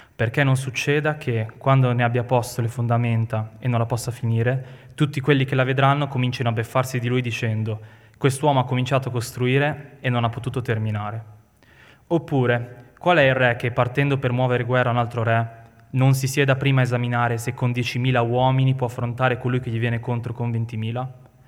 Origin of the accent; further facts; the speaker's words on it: Milan, Lombardy, Italy; noi siamo milanesi